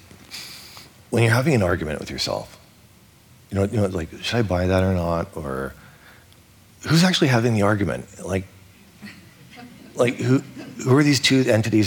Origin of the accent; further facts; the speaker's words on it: Vancouver, British Columbia, Canada; I was born on December 30th. And so whenever I went to school in Vancouver, I was always the youngest person in the class.